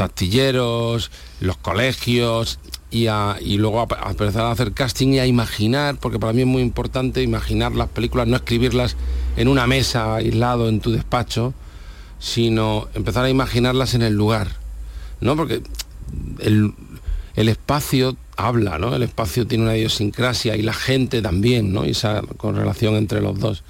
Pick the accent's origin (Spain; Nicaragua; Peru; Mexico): Spain; Almería, Andalusia; Mi tierra es, esta. Y eh, soy de Almería